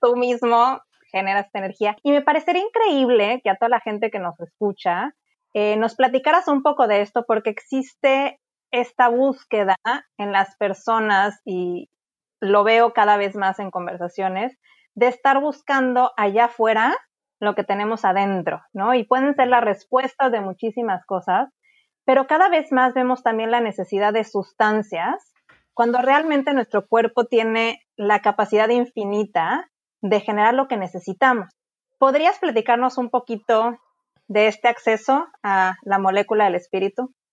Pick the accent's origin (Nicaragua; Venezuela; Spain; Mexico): Mexico; Cancún, Quintana Roo; yo soy de Cancún